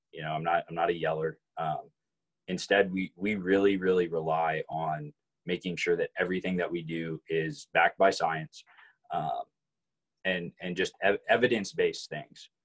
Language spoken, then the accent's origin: English; Arlington, Texas, United States; also born or lived in Fort Worth, Texas; grew up in Arlington. Didn't leave Arlington until I guess my freshman year of college.